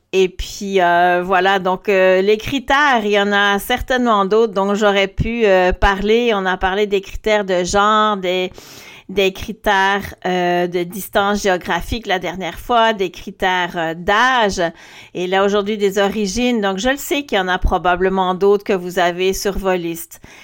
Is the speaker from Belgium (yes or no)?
yes; Belgium; moved away; also born or lived in Quebec; moi je suis belge